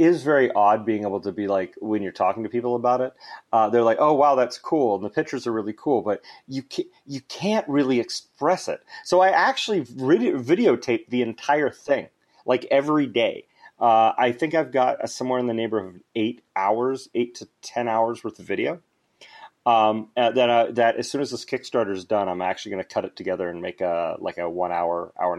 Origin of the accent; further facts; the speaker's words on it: Alaska, United States; Well, the funny thing is I was born in Alaska. We had that conversation, and my father was a bush pilot, so we flew all over Alaska.